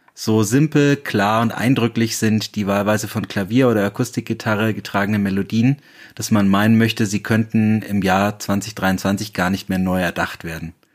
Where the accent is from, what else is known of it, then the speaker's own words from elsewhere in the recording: Bayreuth, Bavaria, Germany; in meiner Heimatstadt Bayreuth